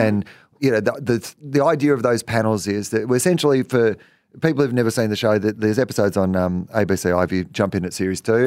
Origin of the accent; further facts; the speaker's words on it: East Gippsland, Victoria, Australia; I grew up in East, East Gippsland